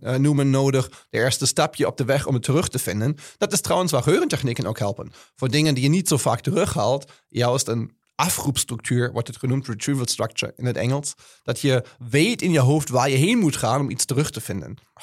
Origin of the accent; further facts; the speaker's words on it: Germany; Dutch is a second language; now in Netherlands; ik ben Duitser, als je kan horen